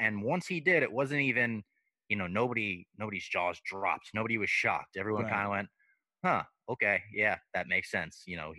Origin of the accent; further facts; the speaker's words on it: Little Ferry, New Jersey, United States; my hometown in Little Ferry, New Jersey